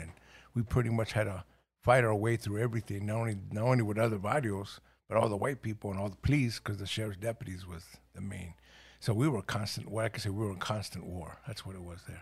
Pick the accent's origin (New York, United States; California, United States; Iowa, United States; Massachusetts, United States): California, United States; Los Angeles; English is a second language; also born or lived in El Paso, Texas / Ciudad Juárez, Mexico / Watts / San Gabriel Valley; I was born in El Paso, Texas, but we were from Juaritos, the other side. And two years old, we ended up in Los Angeles.